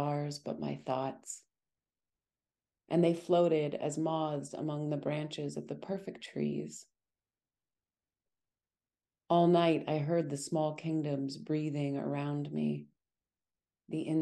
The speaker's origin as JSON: {"language": "English", "region": "Montana", "country": "United States", "tie": "born or raised there", "said": "I was born and raised in Montana"}